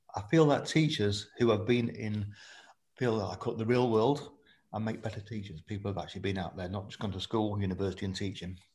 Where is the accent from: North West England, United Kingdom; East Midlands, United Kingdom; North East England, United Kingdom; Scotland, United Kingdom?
East Midlands, United Kingdom; Lincolnshire; moved away as an adult; I was born in Lincolnshire, spent my first 18 years there